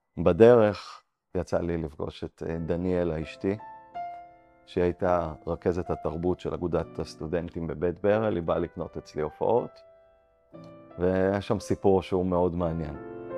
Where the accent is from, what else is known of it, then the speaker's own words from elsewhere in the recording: Ramat HaSharon, Tel Aviv District, Israel; also born or lived in Antwerp, Belgium; גדלתי ברמת השרון. אה, מגיל 14 עד גיל 18, עד גיל צבא, גרתי באנטוורפן, בלגיה, ואז אה, חזרתי לארץ